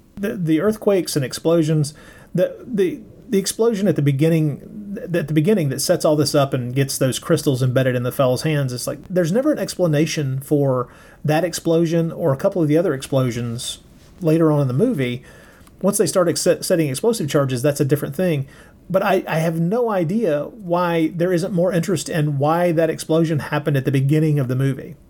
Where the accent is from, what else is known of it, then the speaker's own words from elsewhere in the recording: United States; I'm an American